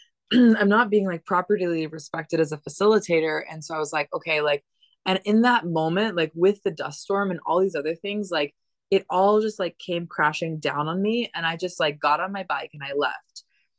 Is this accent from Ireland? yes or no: no; Dominican Republic; I've been nomadic since I was 3 years old. I grew up in the Dominican Republic. Like I've been to lots of crazy different environments.